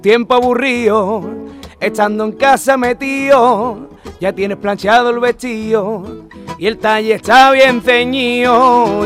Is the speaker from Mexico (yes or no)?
no; Utrera, Andalusia, Spain; mi pueblo, de mi tierra de Utrera